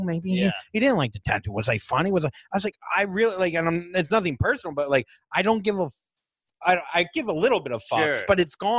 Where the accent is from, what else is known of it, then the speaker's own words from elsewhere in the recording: New Orleans, Louisiana, United States; And I got in a fight in New Orleans, and I'm from New Orleans.